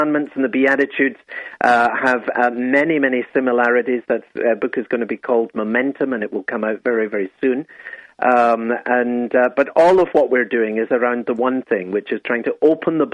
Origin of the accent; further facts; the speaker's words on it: Scotland, United Kingdom; I'm Scottish